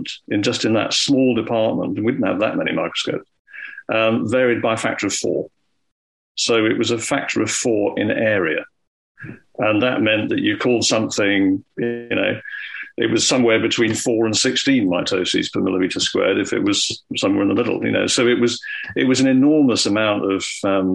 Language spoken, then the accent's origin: English; Scotland, United Kingdom; when I was growing up in Scotland